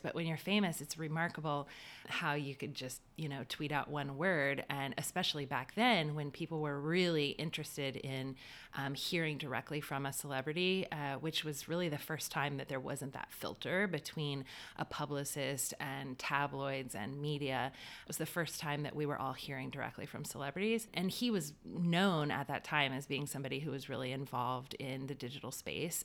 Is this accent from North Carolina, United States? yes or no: yes; Wilmington, North Carolina, United States; born and raised in Wilmington, North Carolina.